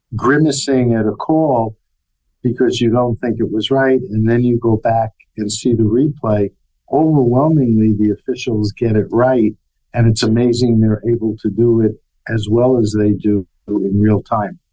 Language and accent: English; New York City, New York, United States; as a youngster growing up in New York City